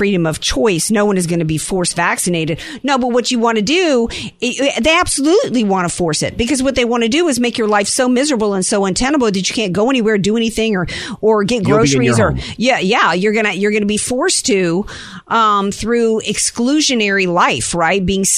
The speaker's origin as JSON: {"language": "English", "region": "Louisiana", "country": "United States", "tie": "born or raised there", "moved": "yes", "lives_now": "San Diego, United States", "said": "my home state, I'm a little preoccupied tonight thinking about my people down there."}